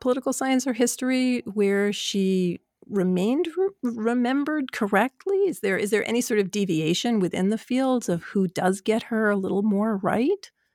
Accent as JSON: {"language": "English", "region": "New York", "country": "United States", "said": "as a New Yorker"}